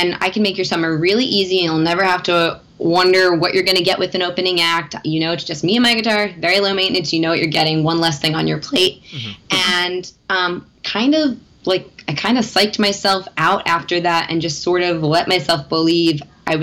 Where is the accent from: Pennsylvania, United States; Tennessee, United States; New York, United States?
Pennsylvania, United States; Philadelphia; I'm originally from Philadelphia